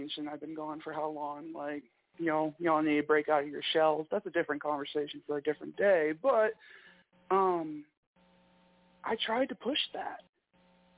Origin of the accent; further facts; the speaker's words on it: Michigan, United States; accent: Michigan; I'm from Michigan, so I have a fair amount of Canadian, you know, interaction.